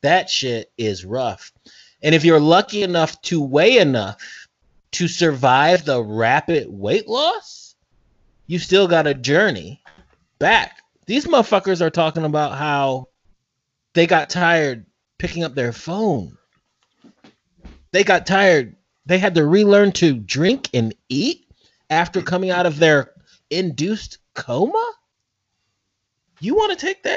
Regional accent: East Lansing, Michigan, United States; My hometown, East Lansing, Michigan.

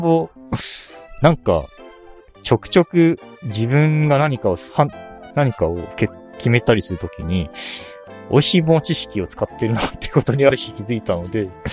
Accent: Aichi, Japan; moved away as an adult; also born or lived in Tokyo; 愛知から出て、愛知から出て、トップの大学を選ぼうと思ってて、京都大学と東京大学ちょっと迷ってたんですよ

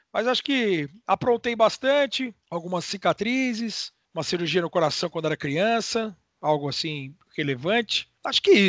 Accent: São Paulo, Brazil; also born or lived in Ribeirão Preto; eu sou de eu sou de São Paulo, mas meu pai é de Batatais, uma cidade próxima a Franca

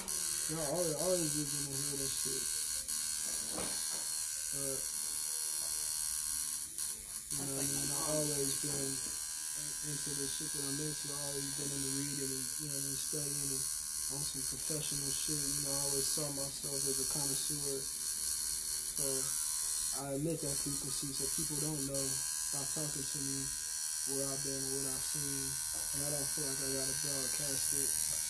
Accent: Oakland, California, United States; also born or lived in Indiana; East Bay, from Harrow. And then, I moved around a little bit. But mostly, you know what I mean, Oakland, Harrow. And then, I moved to Indiana. That's where most of my family is from.

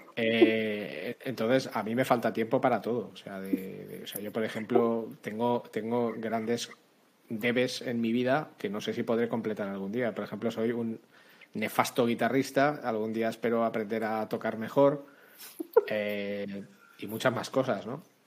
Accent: Spain; soy español, vivo en España desde que nací

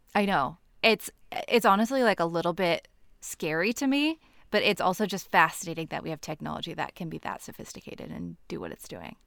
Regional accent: Nebraska, United States; now in Portland, United States; right now I'm in Portland, Oregon. Um, but I'm from Nebraska

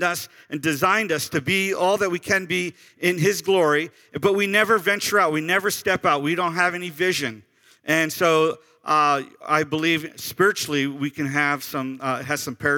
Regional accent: Sarasota, Florida, United States; I'm from Sarasota, which is a very rich county, very rich county

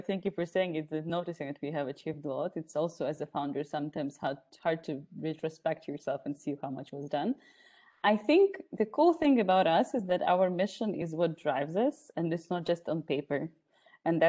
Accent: Ukraine; now in Austria; I'm from Ukraine based in Austria

